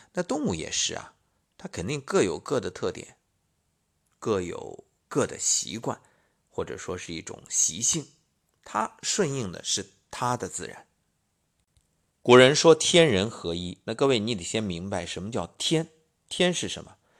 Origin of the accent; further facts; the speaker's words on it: China; 我们中国人